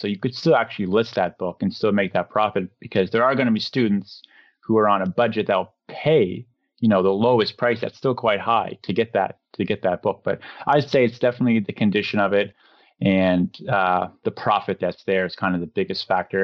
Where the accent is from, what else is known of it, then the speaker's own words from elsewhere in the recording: Canada; to be from Canada